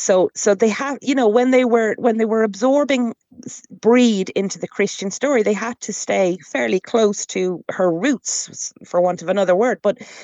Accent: Ireland; as an Irish woman

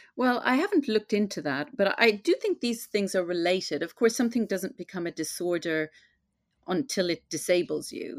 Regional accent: Ireland; now in London, United Kingdom; I grew up in Catholic Ireland in that very Catholic time.

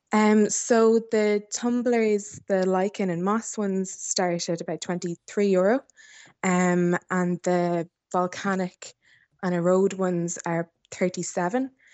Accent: Athlone, County Roscommon, Ireland; I grew up in South Roscommon, um, just outside of Athlone Town

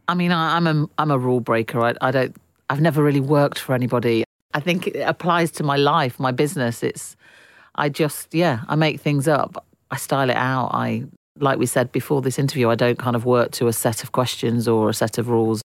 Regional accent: Derbyshire, East Midlands, United Kingdom; I grew up in Derbyshire, which was a real hub for manufacturing

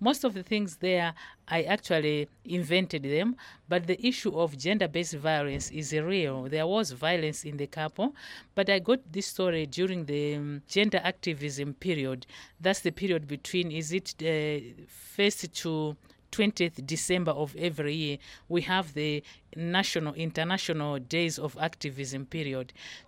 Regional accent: Malawi; from Malawi.

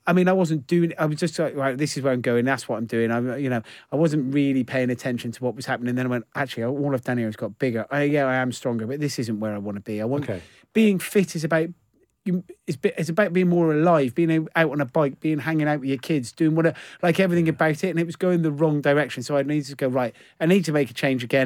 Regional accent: Gloucester, South West England, United Kingdom; I'm from Gloucester, so I'm from Gloucester, and I moved into a house when I was 18

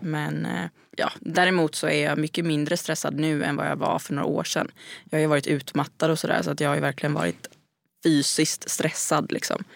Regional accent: Gothenburg, Västra Götaland, Sweden; moved away; har ju inte heller liksom lika många vänner här som jag hade hemma i Göteborg

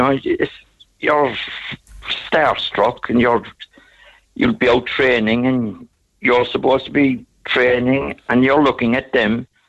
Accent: Ireland; I was from Ireland.

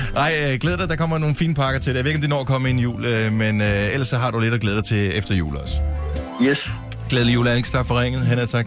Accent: Bramming, Southern Denmark, Denmark; moved away; jeg er selv, øh, blandt andet opvokset i Bramming

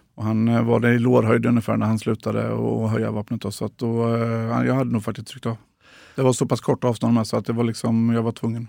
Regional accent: Tranås, Jönköping County, Sweden; moved away; also born or lived in Gothenburg; så hamnade vi i Tranås, och, eh, där jag ju är uppvuxen till stor

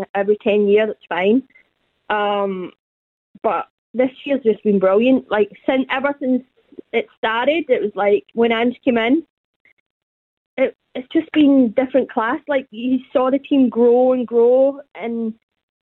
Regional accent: Glasgow, Scotland, United Kingdom; moved away as an adult; now in New Zealand; I'm from the east end of Glasgow.

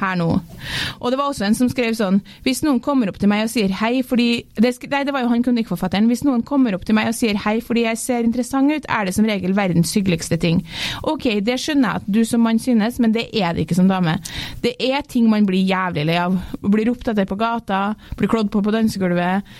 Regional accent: Norway; moved away; also born or lived in London

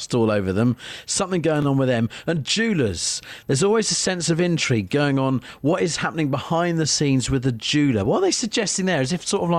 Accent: Ware, East of England, United Kingdom; here in my hometown of Ware

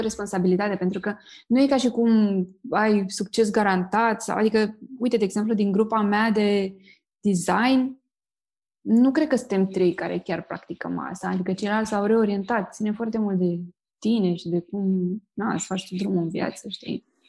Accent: Romania; noi ca români

